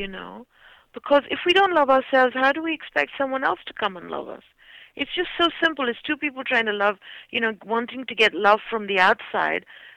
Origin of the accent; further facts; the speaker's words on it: India; moved away; I'm Indian